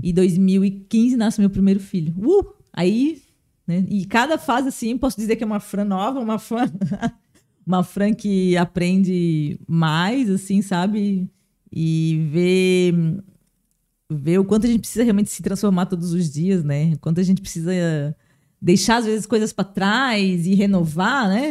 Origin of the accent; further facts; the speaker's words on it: Blumenau, Santa Catarina, Brazil; eu nasci em Blumenau